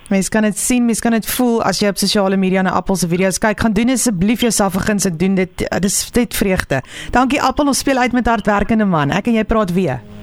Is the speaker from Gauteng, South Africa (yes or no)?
yes; Pretoria, Gauteng, South Africa; Ek het al groot geword in in Pretoria